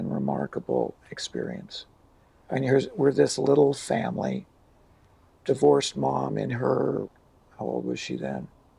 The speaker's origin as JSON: {"language": "English", "town": "Hoyt Lakes", "region": "Minnesota", "country": "United States", "tie": "born or raised there", "also_born_or_lived": "Idaho Falls, Idaho", "lives_now": "Hawaii, United States", "said": "When I was 6 months old, we moved, and we moved to really close to where Tom lived, in a little town called Hoyt Lakes, Minnesota."}